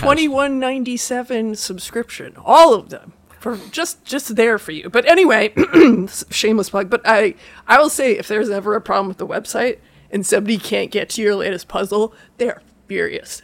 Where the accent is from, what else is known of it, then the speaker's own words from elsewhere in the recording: Iowa, United States; I'm from Iowa